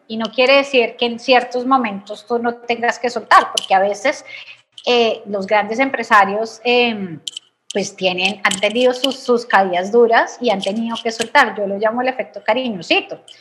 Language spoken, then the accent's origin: Spanish; Bogotá, Colombia; soy eh, colombiana, como dijiste, nací en Bogotá, de familia eh, de Medellín, entonces de familia paisa